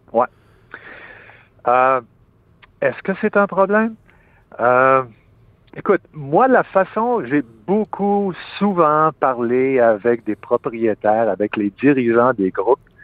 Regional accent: Quebec, Canada; en tant que Québécois

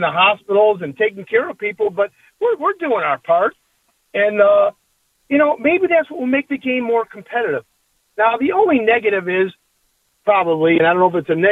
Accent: Cleveland, Ohio, United States; I'm from Cleveland, and I used to own an advertising business

